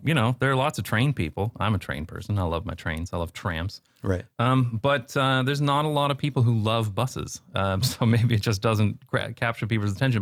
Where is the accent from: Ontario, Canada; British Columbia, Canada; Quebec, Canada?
Ontario, Canada; London; moved away as an adult; now in Netherlands; growing up in London, Ontario